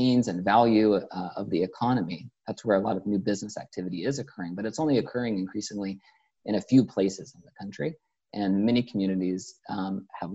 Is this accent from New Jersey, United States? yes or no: no; Topeka, Kansas, United States; I grew up in Topeka, Kansas